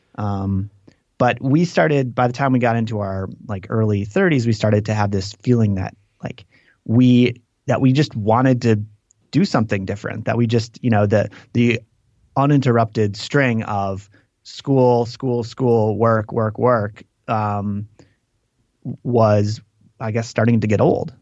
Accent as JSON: {"language": "English", "town": "Green Lake", "region": "Wisconsin", "country": "United States", "tie": "born or raised there", "moved": "yes", "said": "I grew up in this town called Green Lake, which is, uh, which is on a lake"}